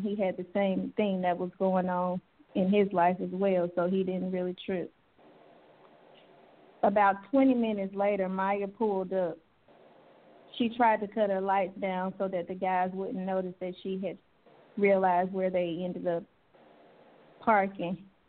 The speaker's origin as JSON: {"language": "English", "town": "Starkville", "region": "Mississippi", "country": "United States", "tie": "born or raised there", "said": "Starkville, Mississippi, in my hometown."}